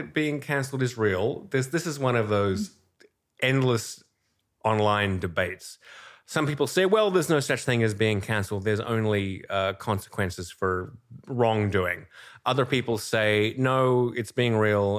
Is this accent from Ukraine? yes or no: no; Australia; moved away as an adult; now in New York, United States; I'm originally Australian. I came to New York in ninety-eight